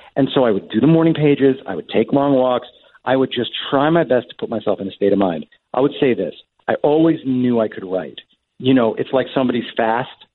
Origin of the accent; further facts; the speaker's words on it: Long Island, New York, United States; now in Manhattan, United States; we grew up out on Long Island